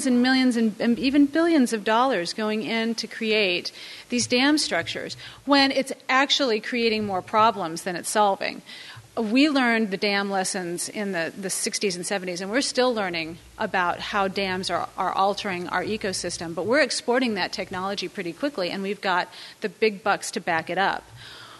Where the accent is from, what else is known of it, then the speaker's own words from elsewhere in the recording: California, United States; moved away; I'm from California